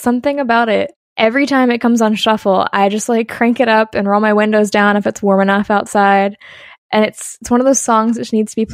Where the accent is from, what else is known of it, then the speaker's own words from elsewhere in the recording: Lynchburg, Virginia, United States; I'm a fifth generation resident of my hometown. So I love it here. Lynchburg is home.